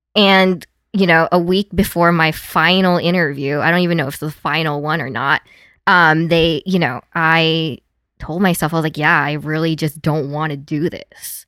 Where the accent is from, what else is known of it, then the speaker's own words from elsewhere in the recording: Las Vegas, Nevada, United States; moved away as an adult; also born or lived in San Diego / Los Angeles; I grew up in Vegas